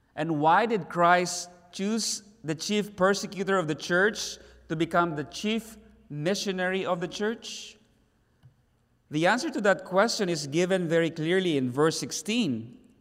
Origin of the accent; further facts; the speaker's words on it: Davao City, Davao Region, Philippines; in our own city, Davao City.